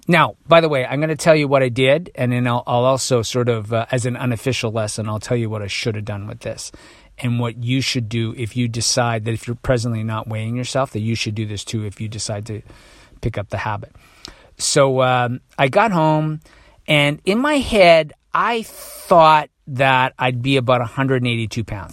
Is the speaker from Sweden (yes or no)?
no; Toronto, Ontario, Canada; I'm from Toronto